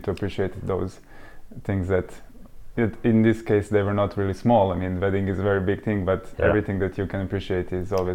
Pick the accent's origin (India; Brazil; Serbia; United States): Serbia; moved away as an adult; now in United Kingdom; So we are both from Serbia originally. So we came to the UK about 5 years ago